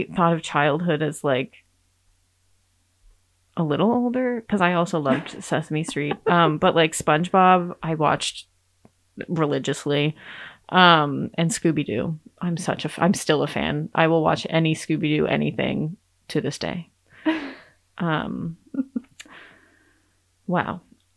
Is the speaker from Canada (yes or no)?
no; Massachusetts, United States; now in Juneau, United States; the ghostly pale little redhead from Massachusetts, now living in Juneau